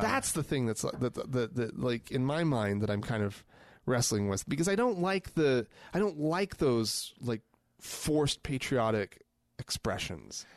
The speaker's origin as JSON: {"language": "English", "country": "United States", "said": "I am an American"}